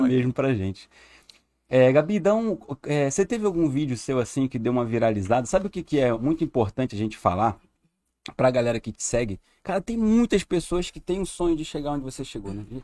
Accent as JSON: {"language": "Portuguese", "region": "Rio de Janeiro", "country": "Brazil", "moved": "yes", "said": "eu sou do Rio"}